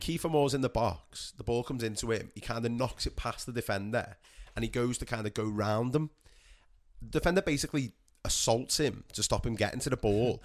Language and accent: English; England, United Kingdom; us as English people